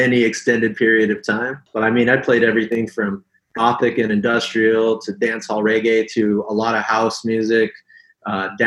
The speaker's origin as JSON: {"language": "English", "region": "Hawaii", "country": "United States", "tie": "born or raised there", "said": "Pretty much grew up here in Hawaii"}